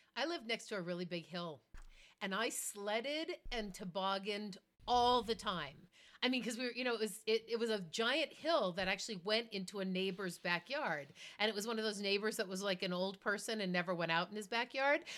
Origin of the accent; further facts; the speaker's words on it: Boston, Massachusetts, United States; now in Colorado, United States; I grew up in Boston